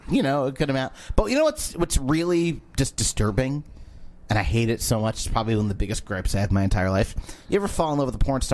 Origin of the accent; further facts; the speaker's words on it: Waterbury, Connecticut, United States; the Waterbury Republican American, my hometown newspaper.